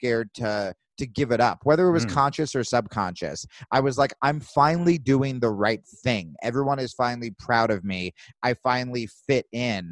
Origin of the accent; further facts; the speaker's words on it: New Jersey, United States; I grew up in New Jersey